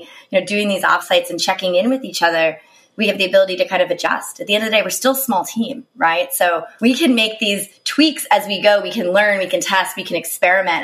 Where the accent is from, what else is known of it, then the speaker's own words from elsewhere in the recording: East Coast, United States; now in San Francisco, United States; I'm from the East Coast